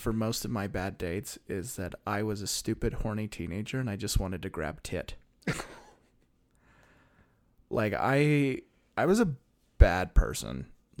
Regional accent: Salt Lake City, Utah, United States; born there; I was born in Salt Lake City.

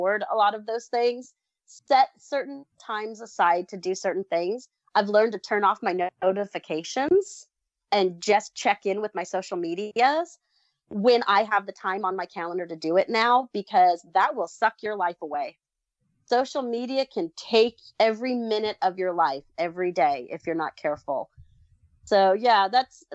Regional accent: Southern California, United States; also born or lived in Texas; now in Missouri, United States; I grew up in Southern California.

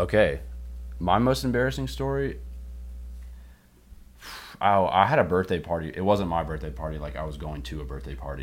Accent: North Carolina, United States; Born and raised in North Carolina

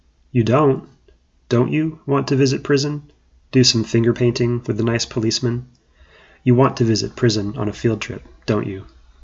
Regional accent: Orlando, Florida, United States; my hometown of Orlando, Florida

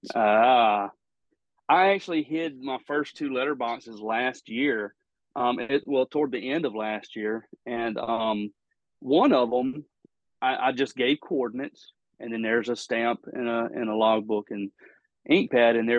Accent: Mississippi, United States; my home state you know mississippi

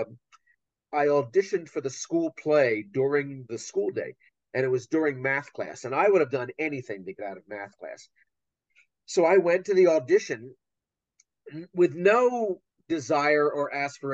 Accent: Wilmington, Delaware, United States; moved away as an adult; also born or lived in Pennsylvania / New York; now in Ohio, United States; I grew up in Wilmington, Delaware, and in Pennsylvania

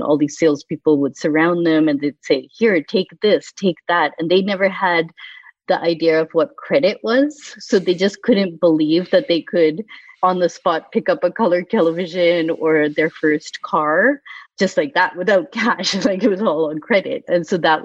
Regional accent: Boston, Massachusetts, United States; also born or lived in India; I grew up in Boston

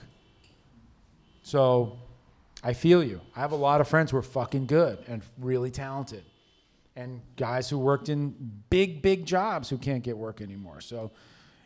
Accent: New York City, New York, United States; I grew up in Harlem

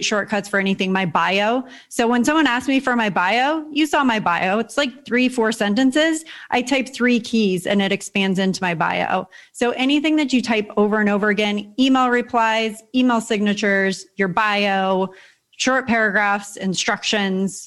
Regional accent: San Diego, California, United States; moved away as an adult; now in Puerto Rico; I grew up in San Diego, California. So I'm a beach girl

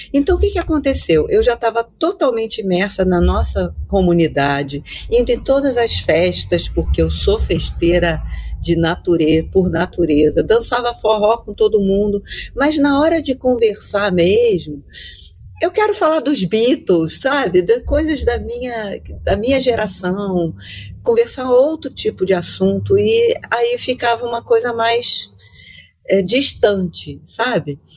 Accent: Rio de Janeiro, Brazil; moved away as an adult; now in Australia; eu sou carioca da Gema

